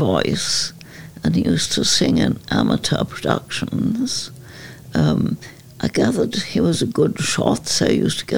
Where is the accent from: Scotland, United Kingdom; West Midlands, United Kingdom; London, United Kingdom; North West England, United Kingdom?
North West England, United Kingdom; North Lancashire; we lived in North Lancashire